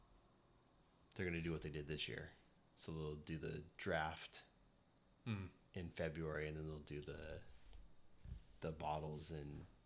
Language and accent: English; Santa Rosa, California, United States; we're from Santa Rosa and we have Blind Pig every week.